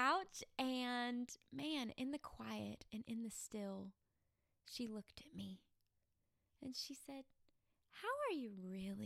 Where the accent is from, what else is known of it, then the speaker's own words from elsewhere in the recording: Arkansas, United States; moved away as an adult; also born or lived in Tennessee; I came home to Arkansas from Tennessee to celebrate college graduation